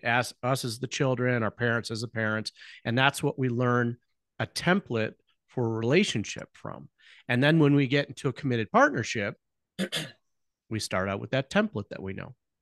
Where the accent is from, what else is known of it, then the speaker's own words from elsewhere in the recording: Chicago, Illinois, United States; also born or lived in Nebraska; we were both born and born and raised in the Chicago land area